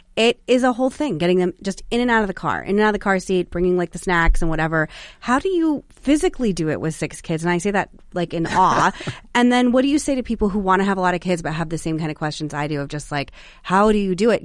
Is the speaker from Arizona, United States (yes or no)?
yes; Phoenix, Arizona, United States; also born or lived in Sedona, Arizona; now in Washington, D.C. area, United States; I'm from Arizona and I was raised in Phoenix and Sedona